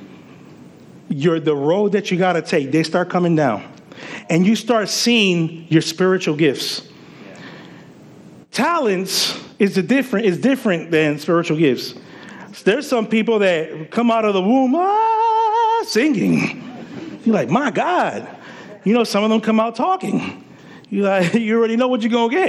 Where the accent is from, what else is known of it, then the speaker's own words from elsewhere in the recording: Puerto Rico; also born or lived in Paterson, New Jersey; now in United States; growing up in Puerto Rico